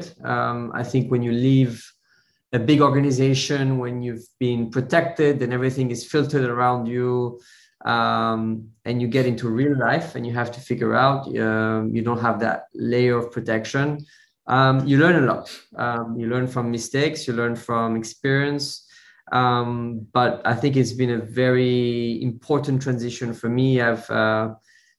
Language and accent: English; Switzerland; moved away as an adult; now in London, United Kingdom; I was born in Switzerland. I grew up in Switzerland in a small, very small village surrounded by cows and mountains